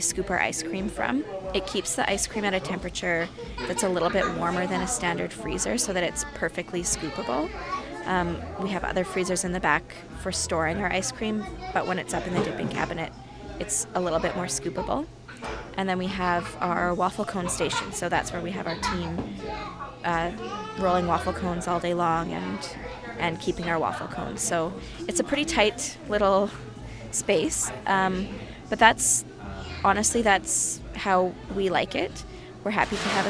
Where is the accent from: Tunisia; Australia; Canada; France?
Canada; Calgary, Alberta; moved away as an adult; now in Edmonton, Canada; I grew up in Calgary, so I'm very familiar with living in a cold weather city.